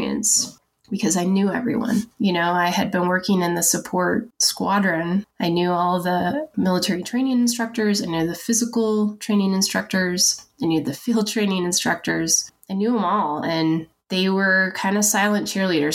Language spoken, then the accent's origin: English; Washington, United States; moved away as an adult; We moved to Fairchild, which I'm from Washington State. So I was excited to be about 4 hours from my family